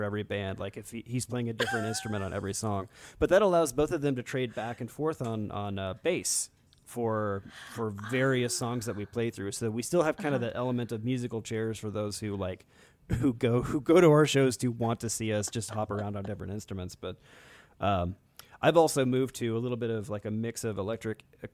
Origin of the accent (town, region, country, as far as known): United States